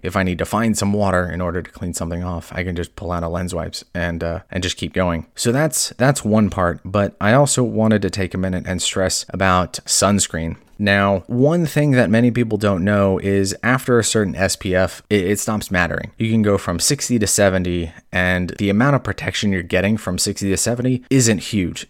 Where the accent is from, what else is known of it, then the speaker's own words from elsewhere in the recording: California, United States; also born or lived in Hawaii; growing up in California and Hawaii